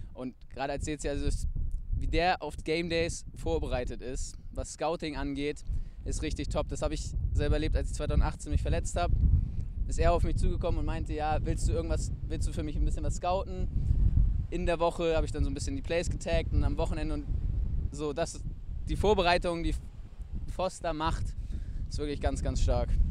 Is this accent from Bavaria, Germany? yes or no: no; Wedel, Schleswig-Holstein, Germany; moved away as an adult; now in Hamburg, Germany; komme ich halt aus Wedel